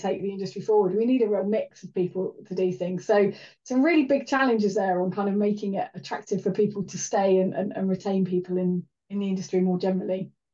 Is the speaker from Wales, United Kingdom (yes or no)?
yes; Welsh, Wales, United Kingdom; being Welsh as a child